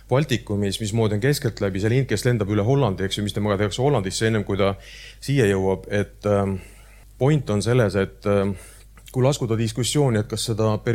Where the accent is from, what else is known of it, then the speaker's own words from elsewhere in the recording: Ida-Viru County, Estonia; no siis lähed veel sinna, ütled, ma olen ka Ida-Virumaalt, eks ju, siis vaadatakse, okei okay,, intressid natuke kõrgemad, riskimarginaalid kõrgemad.